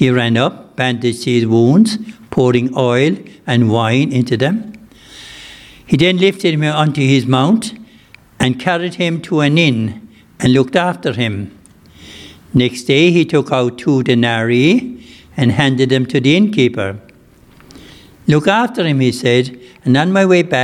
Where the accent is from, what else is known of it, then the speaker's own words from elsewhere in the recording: West Limerick, Munster, Ireland; I'm from West Limerick